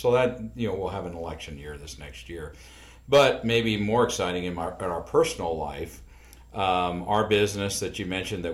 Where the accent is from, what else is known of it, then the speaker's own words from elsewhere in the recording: York, Nebraska, United States; also born or lived in Strasburg; we moved to York from Strasburg when Overland took over and brought the company to town